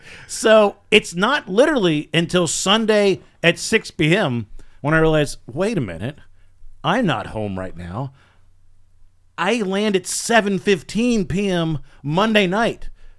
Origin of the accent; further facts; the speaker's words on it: Virginia, United States; born there; I was born in Virginia.